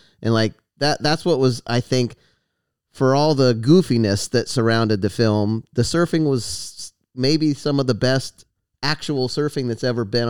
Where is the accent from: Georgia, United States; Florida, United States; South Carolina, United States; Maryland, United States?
Florida, United States; moved away as an adult; also born or lived in Santa Barbara / Encinitas; I was born and raised in Florida, but then I went to school in Santa Barbara as well.